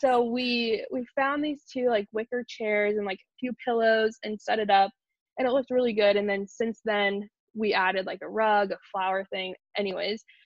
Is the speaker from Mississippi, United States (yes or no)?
no; Wichita, Kansas, United States; also born or lived in New York; I am from New York originally, but we moved to Wichita, Kansas when I was a baby